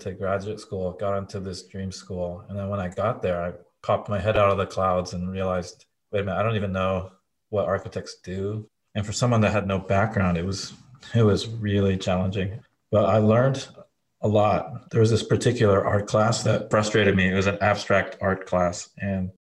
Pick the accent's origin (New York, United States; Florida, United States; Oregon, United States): Oregon, United States; Portland; born or raised there; also born or lived in Japan